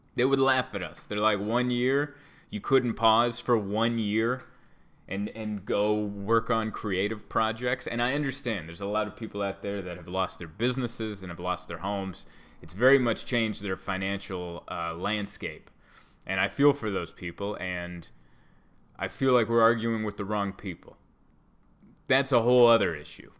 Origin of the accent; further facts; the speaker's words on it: United States; I bleed red, white, and blue. I'm as American as apple pie.